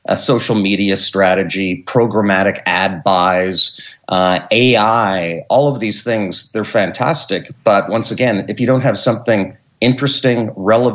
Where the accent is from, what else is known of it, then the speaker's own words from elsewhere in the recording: Canada; I'm a Canadian. I live north of Montreal in Quebec at a ski resort